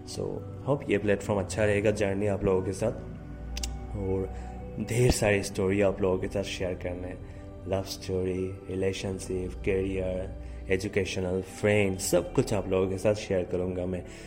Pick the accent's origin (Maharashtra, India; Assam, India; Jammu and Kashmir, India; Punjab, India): Assam, India; also born or lived in Guwahati; मैं आसाम से हूँ गुवाहाटी में रहता हूँ